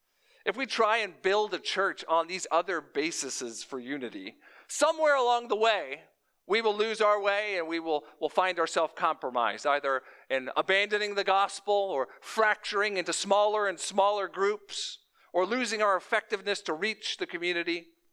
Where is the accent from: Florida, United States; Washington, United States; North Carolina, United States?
Florida, United States; moved away; I'm a transplant from South Florida to the Midwest.